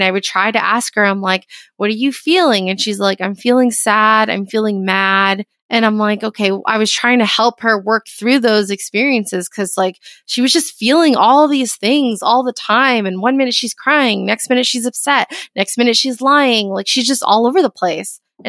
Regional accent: Florida, United States; I was raised in Florida.

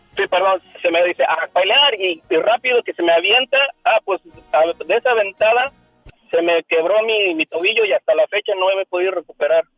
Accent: Aguascalientes, Mexico; moved away; yo, vivía, yo vengo allá de Aguascalientes

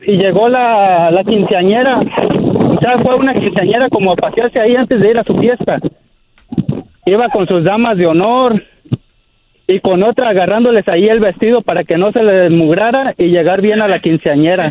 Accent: Nueva Italia, Michoacán, Mexico; now in Sonoma, United States; Yo soy del rancho de Nueva Italia, Michoacán

